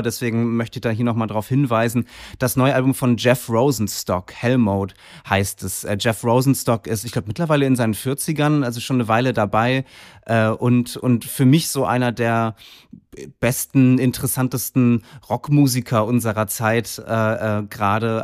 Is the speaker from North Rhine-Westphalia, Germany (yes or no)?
no; Kiel, Schleswig-Holstein, Germany; moved away; zu Hause in Kiel, äh, meiner Heimatstadt